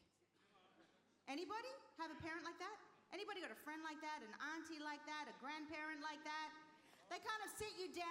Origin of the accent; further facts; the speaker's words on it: Australia; also born or lived in Chile (ancestry); now in United Kingdom; Chilean by descent. My parents are Chilean. So I've got the Latino vibe going on. Also, I was born in Australia